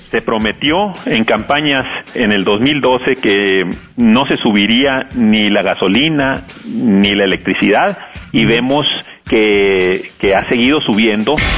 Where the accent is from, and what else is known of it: Mexico